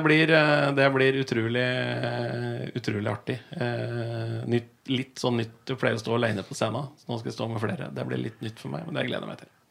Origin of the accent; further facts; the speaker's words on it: Raufoss, Innlandet, Norway; moved away as an adult; also born or lived in Bergen; Jeg vokste opp på Raufoss